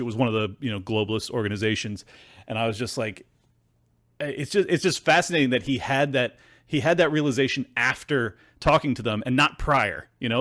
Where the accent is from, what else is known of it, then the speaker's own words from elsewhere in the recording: United States; I am an American